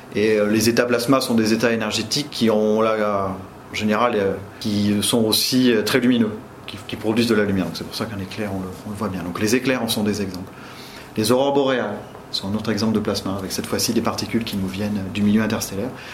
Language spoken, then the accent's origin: French; Limoges, Nouvelle-Aquitaine, France; moved away as an adult; now in Orléans, France; je viens de Limoges, je suis originaire du Limousin, de Limoges, donc j'ai fait euh, le lycée Gay-Lussac